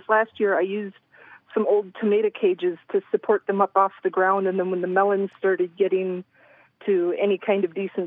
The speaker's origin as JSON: {"language": "English", "region": "Minnesota", "country": "United States", "moved": "yes", "lives_now": "Grand Rapids, United States", "said": "I'm from Minnesota"}